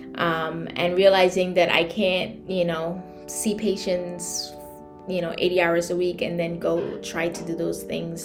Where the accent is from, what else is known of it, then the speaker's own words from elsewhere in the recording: Trinidad & Tobago; moved away as an adult; also born or lived in New York City, United States / Connecticut, United States; now in New York, United States; born and raised in Trinidad, I came to the US in 2001 for college in New York City